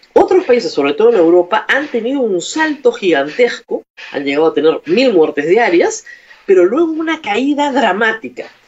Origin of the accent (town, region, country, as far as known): Peru